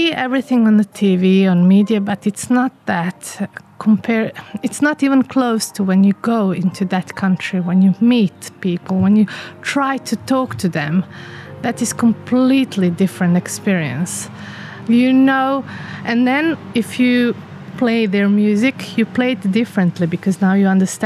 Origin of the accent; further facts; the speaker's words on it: Bosnia & Herzegovina; also born or lived in England; I am from Bosnia